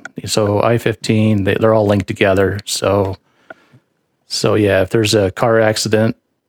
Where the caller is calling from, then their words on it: Spanish Fork, Utah, United States; Calling in from Spanish Fork, Utah.